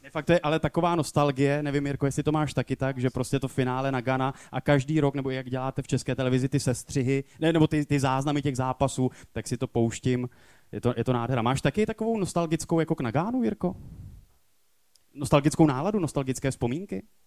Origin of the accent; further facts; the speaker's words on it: Ostrava, Moravian-Silesian Region, Czechia; to jsem já z Ostravy